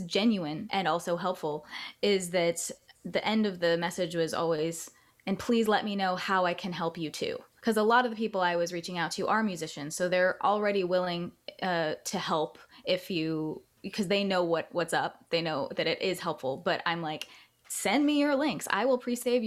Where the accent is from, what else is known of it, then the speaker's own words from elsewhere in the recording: Northern California near Big Sur, United States; also born or lived in Florida; I grew up in Northern California near Big Sur after moving from Florida.